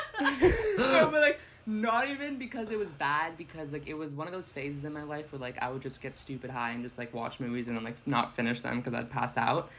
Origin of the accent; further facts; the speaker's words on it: Salem, New Hampshire, United States; now in Manchester, United States; Salem is my hometown